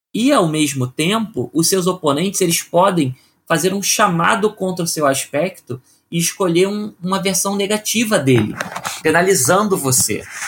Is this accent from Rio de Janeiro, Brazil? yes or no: yes; Rio de Janeiro, Brazil; now in São Paulo, Brazil; eu sou do Rio de Janeiro e moro em São Paulo.